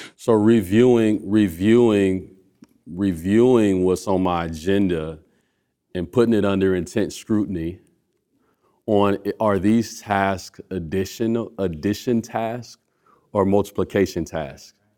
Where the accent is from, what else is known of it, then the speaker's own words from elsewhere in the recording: Omaha, Nebraska, United States; where I was literally born at. I was born in Village One